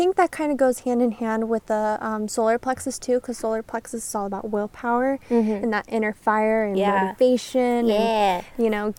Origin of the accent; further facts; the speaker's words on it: Missouri, United States; now in Las Vegas, United States; I was born here, but I grew up in Missouri.